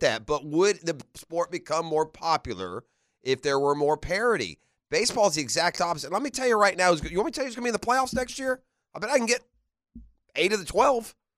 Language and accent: English; United Kingdom; moved away; I'm a British subject